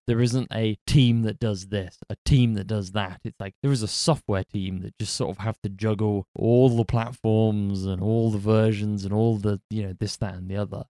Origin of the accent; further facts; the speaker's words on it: United Kingdom; I'm British